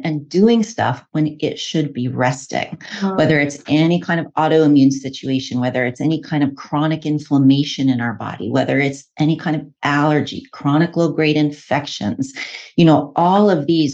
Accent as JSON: {"language": "English", "town": "New York City", "region": "New York", "country": "United States", "tie": "born or raised there", "moved": "yes", "lives_now": "Oregon, United States", "said": "I grew up in New York City of all places, but I've been a licensed herbalist and acupuncturist in Oregon for 20 years."}